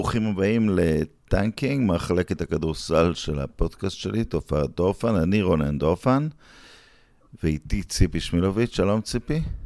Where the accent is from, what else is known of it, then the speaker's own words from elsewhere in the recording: Netanya, Central District, Israel; בילדותי, ברחוב שער הגיא ונתניה